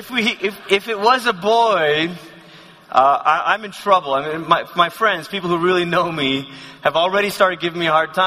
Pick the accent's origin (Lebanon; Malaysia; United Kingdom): Malaysia; moved away as an adult; also born or lived in Oklahoma; I come from Malaysia again, and we didn't wear sweaters in Malaysia